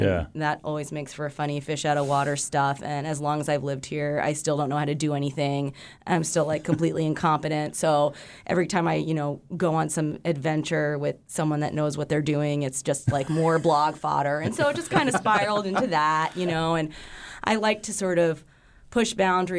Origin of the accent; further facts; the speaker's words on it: New York City, New York, United States; now in Alaska, United States; I grew up in New York City, and a few of my friends from back home